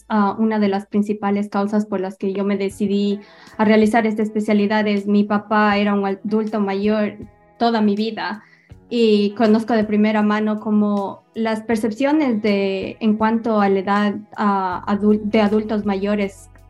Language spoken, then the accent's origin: Spanish; Ecuador; yo soy estudiada en Ecuador, yo soy nacida y criada en Ecuador, yo hice mis estudios universitarios en la Universidad de Cuenca.